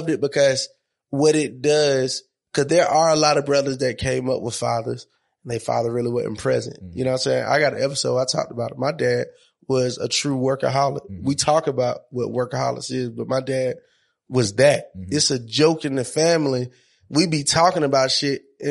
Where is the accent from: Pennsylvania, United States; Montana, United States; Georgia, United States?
Georgia, United States; Monroe; I'm from Monroe, Georgia.